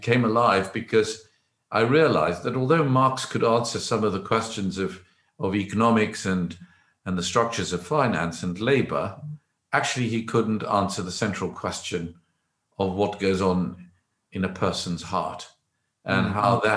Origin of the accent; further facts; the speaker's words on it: South Africa; moved away as an adult; now in England, United Kingdom; I grew up in South Africa under the apartheid regime